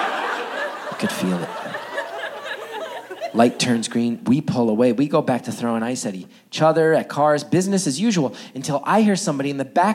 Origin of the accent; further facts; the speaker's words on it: West Orange, New Jersey, United States; Now, I grew up in northern New Jersey. More specifically, I grew up in a town called West Orange.